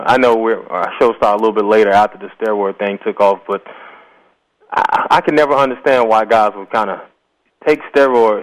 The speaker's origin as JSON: {"language": "English", "region": "Virginia", "country": "United States", "tie": "born or raised there", "moved": "yes", "lives_now": "Houston, United States", "said": "I grew up in Virginia"}